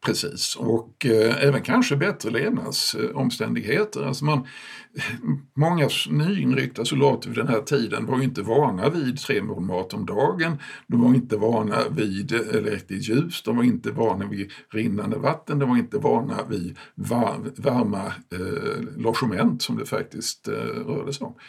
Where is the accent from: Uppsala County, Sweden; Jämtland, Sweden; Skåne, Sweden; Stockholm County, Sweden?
Skåne, Sweden; Malmö; hemma i Malmö, som är min barndomsstad